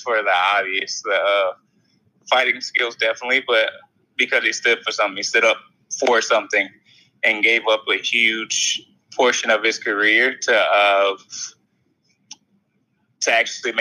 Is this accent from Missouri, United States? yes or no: yes; St. Louis, Missouri, United States; I'm from St. Louis